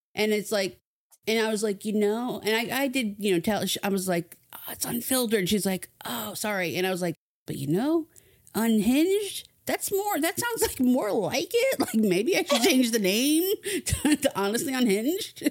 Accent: New Jersey, United States; moved away; I was a kid growing up in New Jersey

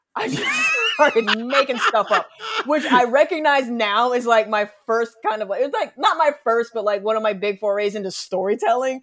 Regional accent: Missouri, United States; I grew up in Missouri, like, landlocked state

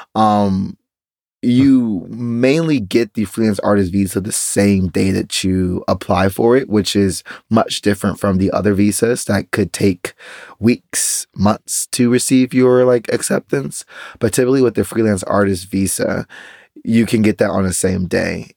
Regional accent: United States; as an American citizen

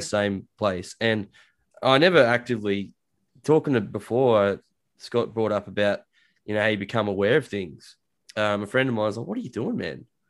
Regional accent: Australia; I'm Australian

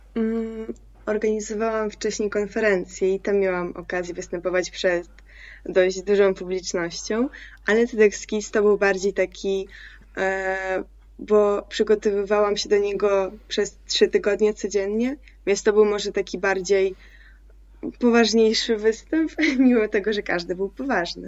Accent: Poland; Polish is a second language; also born or lived in Crimea; jak się przeprowadziłam do Polski z Krymu, miałam, miałam wtedy 8 lat, to też pomimo tego, że nie znałam tego języka

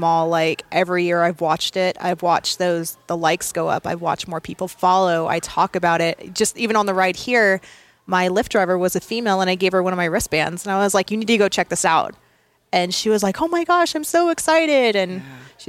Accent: Visalia, California, United States; also born or lived in England / Sacramento / Texas; So I was born in England, moved to Sacramento, then moved to Texas, then moved to Vandenberg here in California.

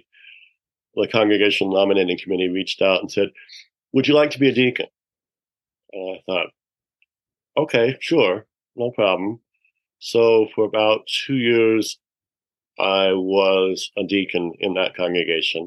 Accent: a little town outside of Salt Lake City, Utah, United States; now in Soda Springs, United States; I was born and raised in a little town outside of Salt Lake City, Utah

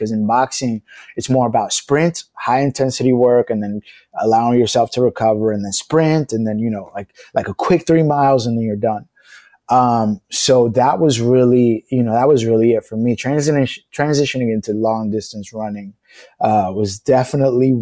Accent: New York City, New York, United States; growing up in low-income housing, growing up in the Bronx

